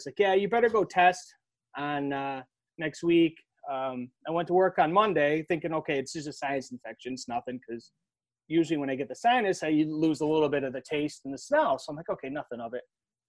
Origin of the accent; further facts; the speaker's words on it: Buffalo, New York, United States; I'm from Buffalo, so this is where, like, hot sauce is, like, king